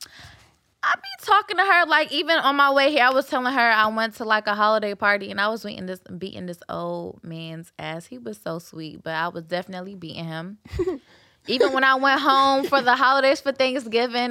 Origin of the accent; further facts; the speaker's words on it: Jamaica; I'm Jamaican